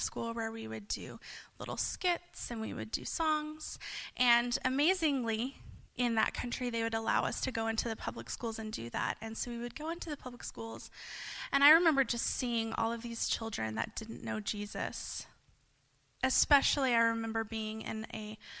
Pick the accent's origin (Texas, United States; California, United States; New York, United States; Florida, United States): Texas, United States; Lubbock; I'm from Lubbock, Texas, just about 5 hours away from here